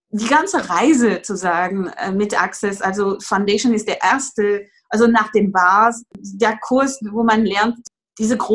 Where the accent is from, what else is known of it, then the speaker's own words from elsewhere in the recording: France; German is a second language; also born or lived in Greece / England; now in Germany; Äh, und ich komme aus Frankreich und ich wohne derzeit in Deutschland, wo ich dann einen Sohn habe, der zehn Jahre alt ist.